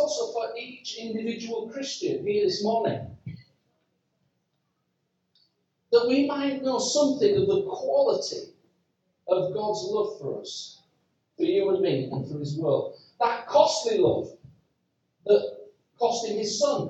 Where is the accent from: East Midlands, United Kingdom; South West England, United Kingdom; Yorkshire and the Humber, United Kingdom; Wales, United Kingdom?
Yorkshire and the Humber, United Kingdom; I'm from Yorkshire